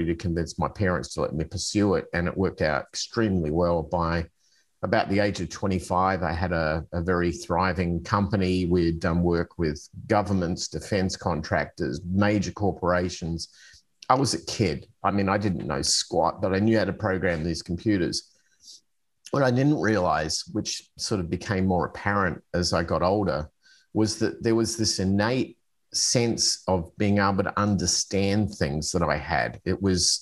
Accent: Adelaide, South Australia, Australia; moved away as an adult; also born or lived in Arizona, United States; I'm originally from Australia. I've come from a city on the south central coast called Adelaide

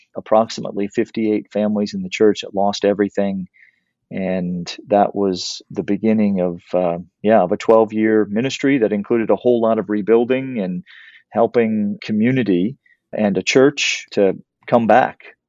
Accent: South Louisiana, United States; I grew up in South Louisiana, uh, here in the United States

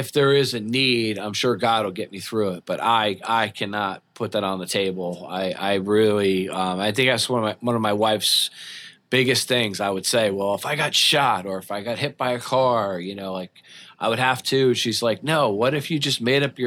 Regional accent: Long Branch, New Jersey, United States; I'm from New Jersey.

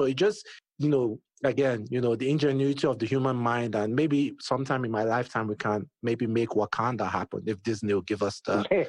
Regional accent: Nigeria; I'm Nigerian myself

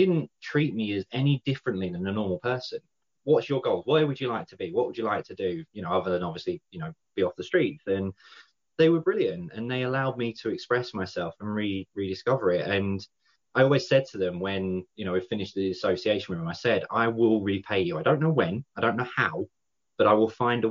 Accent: London, United Kingdom; moved away as an adult; now in North West England, United Kingdom; I'm originally from South London

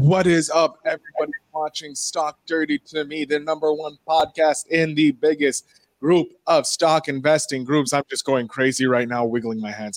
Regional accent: Canada; we're both from Canada.

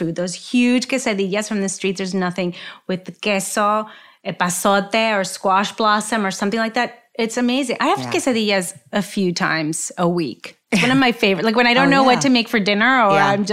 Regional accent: Laredo, Texas, United States; growing up in Laredo, my mom used to get groceries in Nuevo Laredo

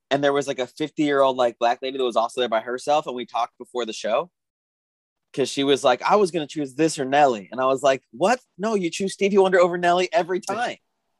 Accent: Tucson, Arizona, United States; Like, so I'm from Tucson. So we got a lot of bands coming before they make it, and we never see them again once they make it.

